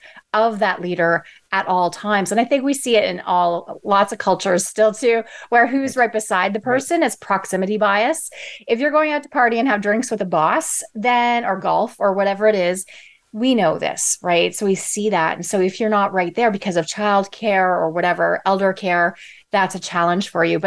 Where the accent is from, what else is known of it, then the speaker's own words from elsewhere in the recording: Toronto, Ontario, Canada; I'm from Toronto